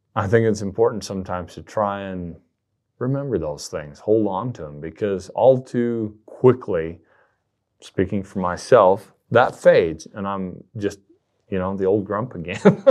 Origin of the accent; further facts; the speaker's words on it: southern Utah, United States; moved away as an adult; now in Idaho, United States; I was down in the southern part of the state, which is a, a much different place than the population centers in Utah Valley and Salt Lake City